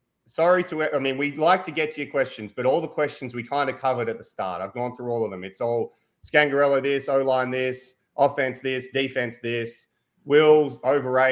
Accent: Australia; I'm Australian.

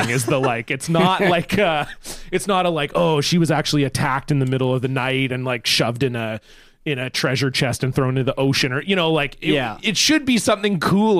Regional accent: Canada; as like a Canadian guy who grew up in the time when Avril was very popular

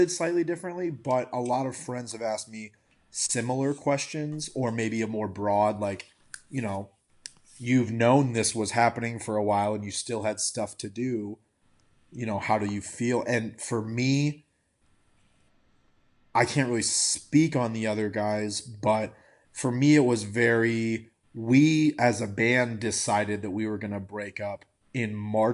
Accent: Iowa, United States; I grew up in Iowa

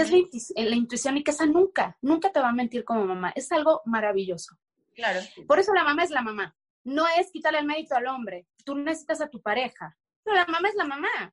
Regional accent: Mexico; moved away as an adult; en México, tan siquiera en mi país

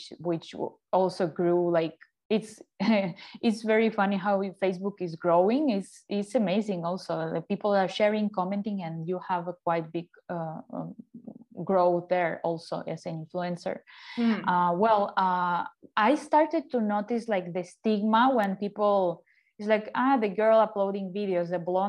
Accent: Ukraine; English is a second language; moved away as an adult; now in Mexico; I'm from Ukraine originally, and my move to Mexico was almost 9 years ago

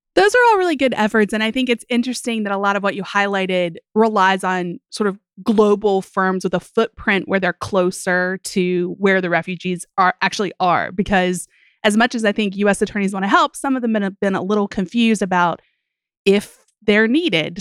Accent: West Virginia, United States; now in New Jersey, United States; my home state of West Virginia or my beloved state that I live in now, New Jersey

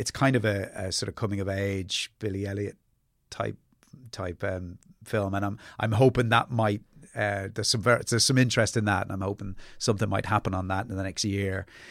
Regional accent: Ireland; born or raised there; also born or lived in England

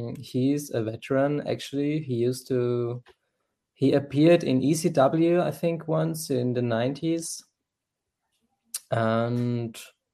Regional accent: Vienna, Austria; I'm from Austria. I'm from Vienna.

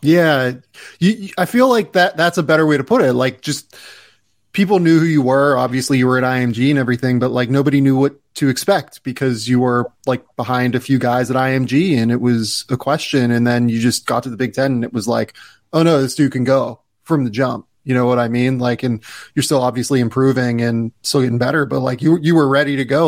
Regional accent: Pittsburgh, Pennsylvania, United States; I grew up in Pittsburgh, so like I grew up around hockey

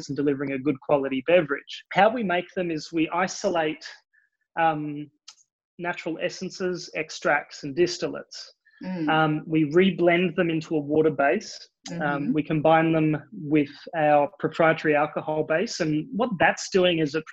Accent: Australia; accent: Australian; you can probably hear it in my accent. I am Australian.

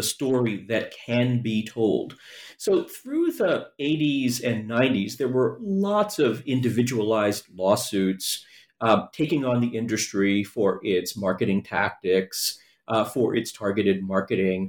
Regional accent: New York City, New York, United States; in New York City, I grew up in the Bronx and Queens

